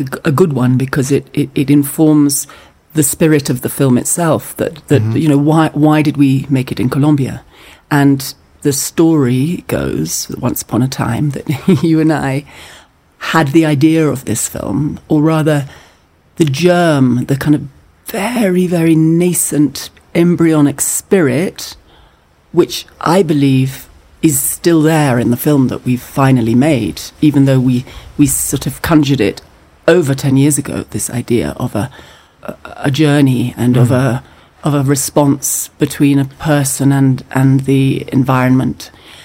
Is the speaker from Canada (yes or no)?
no; Scotland, United Kingdom; as a Scottish person